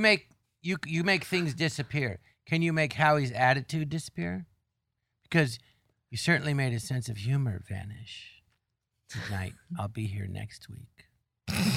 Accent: Tarzana, California, United States; I grew up in Tarzan, and there was an empty lot next door

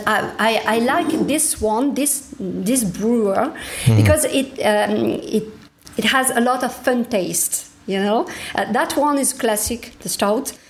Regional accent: Toulouse, Occitania, France; my hometown, Toulouse

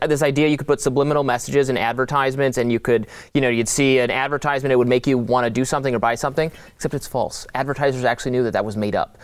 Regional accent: Detroit, Michigan, United States; now in Washington, D.C., United States; went back to my hometown, it, it, the suburbs of Detroit

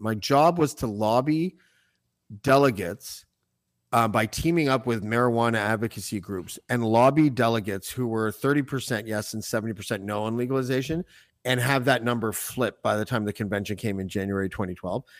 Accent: Whitby, Ontario, Canada; the Hasty Market near my house and where I grew up in Whitby

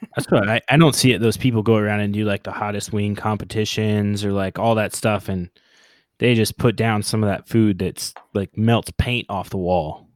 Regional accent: Oklahoma, United States; moved away as an adult; also born or lived in New Orleans / San Diego; growing up in Oklahoma

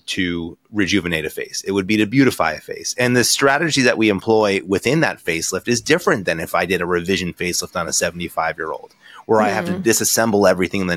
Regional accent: Connecticut, United States; moved away as an adult; also born or lived in New York / Boston / Baltimore; now in Newport Beach, United States; I'm an East Coast guy. You kind of went through my credentials before. I'm from Connecticut

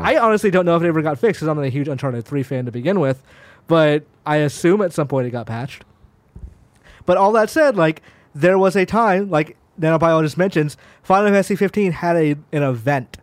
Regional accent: Georgia, United States; moved away; also born or lived in Tennessee; I was born in Tennessee, I lived in Georgia

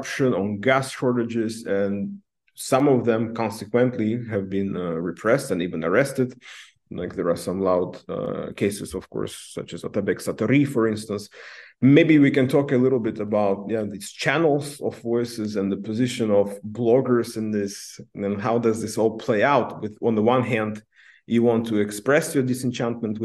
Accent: Namangan, Namangan Region, Uzbekistan; I come from Namangan myself, from the Fergana Valley, and growing up, I was always told that I'm from the periphery

